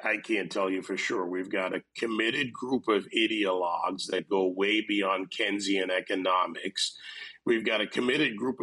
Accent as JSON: {"language": "English", "country": "Jamaica", "tie": "born or raised there", "also_born_or_lived": "Gilbertsville, New York", "moved": "yes", "lives_now": "Miami, United States"}